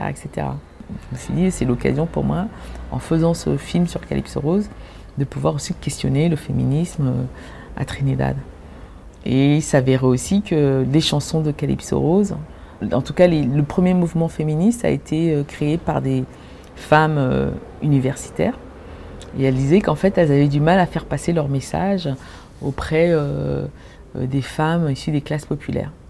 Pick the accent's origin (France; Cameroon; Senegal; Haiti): Cameroon; c'est une musique que quand j'étais petite, au Cameroun, mon père en fait jouait du calypso.